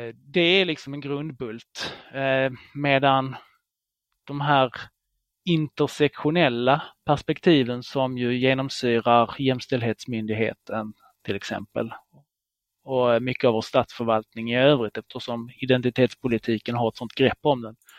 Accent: Israel; now in Sweden; det är mitt landet där jag är född i, Israel

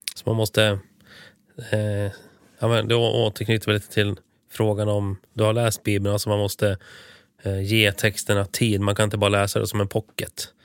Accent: Sweden; vi svenskar måste, vi som är födda och uppväxta i Sverige med svenska föräldrar

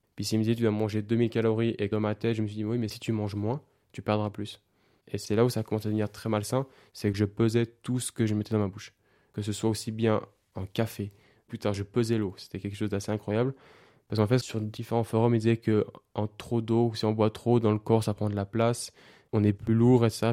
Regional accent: Switzerland; j'habite en Suisse, je suis suisse

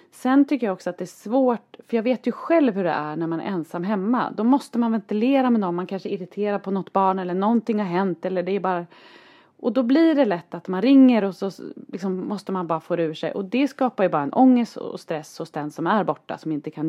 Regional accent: Norrland, Sweden; vi är ändå två norrlänningar, tror du göteborgaren är bra på att åka längdskidor?

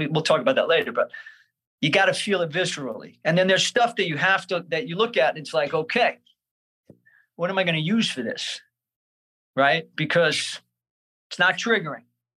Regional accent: Brooklyn, New York, United States; born or raised there

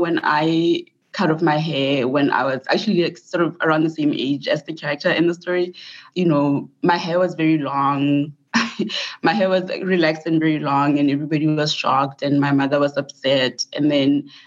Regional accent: Botswana; moved away as an adult; also born or lived in Mississippi, United States; now in United States; I'm from Botswana, and so I did my undergrad education in Botswana. I did all of my education in Botswana.

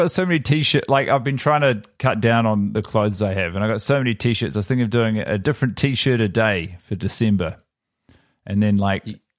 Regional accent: Wales, United Kingdom; recent dialect quiz I had to do for my course told everyone my native dialect was from New Zealand. I'm actually Welsh.

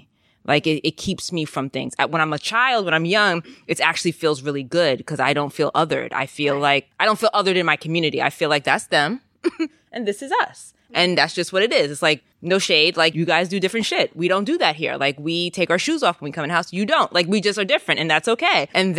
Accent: Jamaica; think was part of my childhood as being raised in a Caribbean community, is like, we're not Americans. We are Jamaican and we are here.

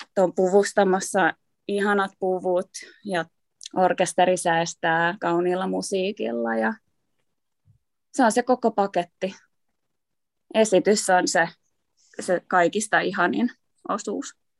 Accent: Vantaa, Uusimaa, Finland; also born or lived in Uusikaarlepyy; mä oon syntynyt uudessa Karlevyyssä. ja tota, me muutettiin Vantaalle, kun mä olin kolme.

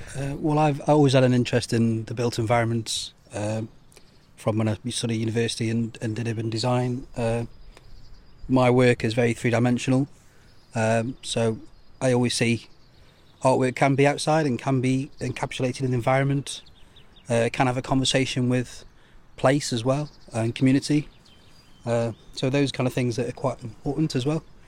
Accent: Stoke-on-Trent, West Midlands, United Kingdom; moved away as an adult; now in Guernsey; I'm from Stoke-on-Trent, Uh, so I came here in two thousand eight

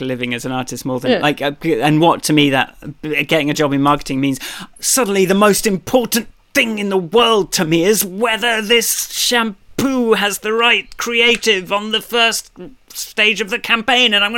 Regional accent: London, United Kingdom; I'm from London, and like every square foot is cordoned off and monetized

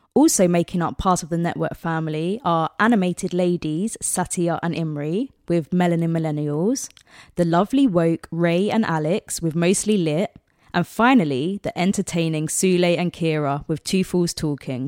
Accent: London, United Kingdom; that's my home ground. I'm from South London

